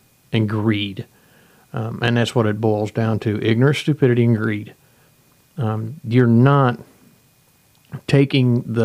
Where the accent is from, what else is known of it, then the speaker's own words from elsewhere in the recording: United States; We're all American citizens. We all live here in the United States